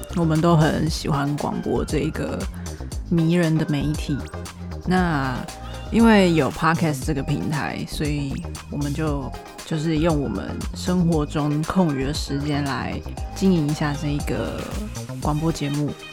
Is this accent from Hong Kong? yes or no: no; Taipei, Taiwan; also born or lived in Australia; 生活在台北